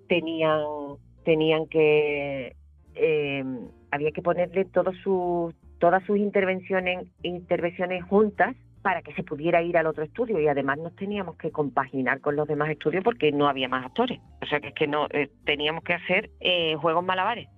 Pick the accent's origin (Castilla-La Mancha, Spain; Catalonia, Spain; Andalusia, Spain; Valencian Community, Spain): Andalusia, Spain; accent: Andalusian; no perdimos nuestro acento. Todo lo hicimos en esa compañía en andaluz.